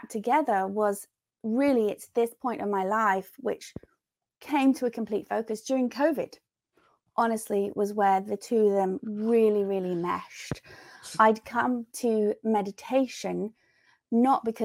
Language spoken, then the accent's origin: English; England, United Kingdom; moved away as an adult; now in United States; growing up in England